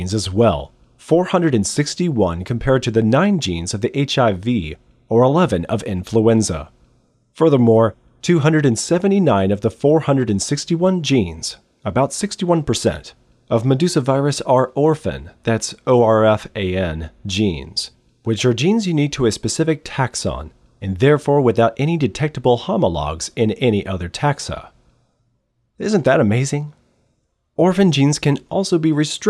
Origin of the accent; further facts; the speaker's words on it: United States; I am American